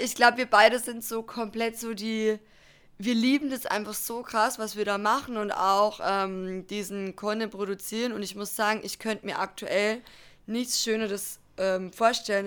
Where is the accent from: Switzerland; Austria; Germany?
Germany; bei uns in Deutschland